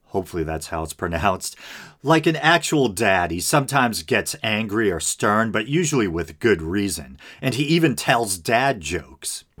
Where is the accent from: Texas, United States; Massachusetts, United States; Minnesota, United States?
Massachusetts, United States; Boston; accent: Boston; we're both from the Boston area